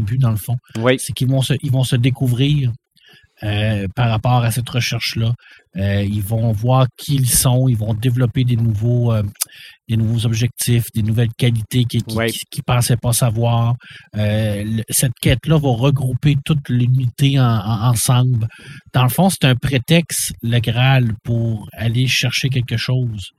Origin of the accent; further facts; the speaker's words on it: Quebec, Canada; on peut rien être fier de ça en tant que Québécois